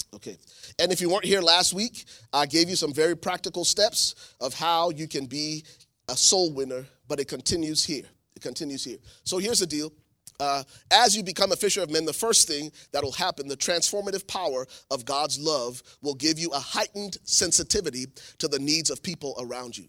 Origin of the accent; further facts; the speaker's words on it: Liberia; moved away; I'm from Liberia, West Africa